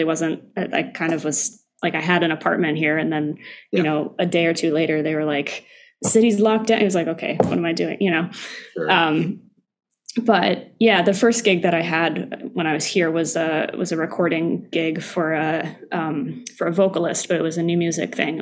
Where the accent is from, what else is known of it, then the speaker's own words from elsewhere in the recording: Albany, New York, United States; also born or lived in Michigan; now in New York City, United States; I grew up in upstate New York. I grew up in Albany